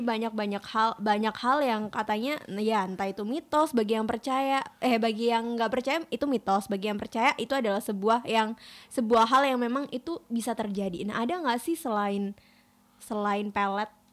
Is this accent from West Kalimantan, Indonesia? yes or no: no; Malang, East Java, Indonesia